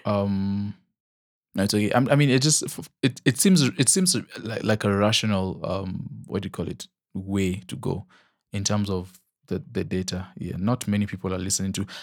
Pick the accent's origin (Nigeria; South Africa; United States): Nigeria; accent: Nigerian; my Nigerian accent